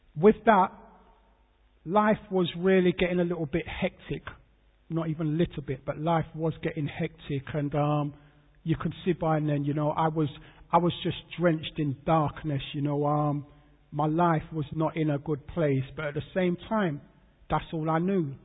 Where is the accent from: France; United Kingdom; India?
United Kingdom; London; I was born in London, born in St Thomas's Hospital, that's Westminster. I grew up in um, Peckham, SE15, South London